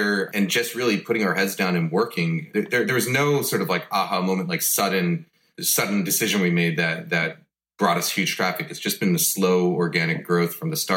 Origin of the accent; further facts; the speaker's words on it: New York, United States; also born or lived in Boston; we moved back to New York, which is where I grew up.